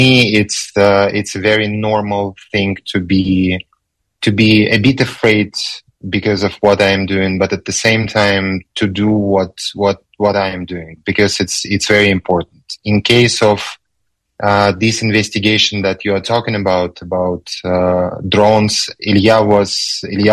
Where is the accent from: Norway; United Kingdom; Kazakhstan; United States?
Kazakhstan; my home country, Kazakhstan